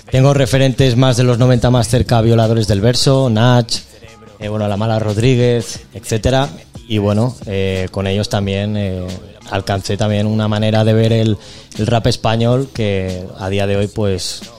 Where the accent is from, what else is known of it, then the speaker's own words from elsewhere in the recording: Castelldefels, Catalonia, Spain; soy de Castelldefels de toda la vida. Eh, bueno, también me muevo por Barcelona eh, desde hace, bueno, alrededor de, bueno, toda la vida que llevo aquí, ¿no?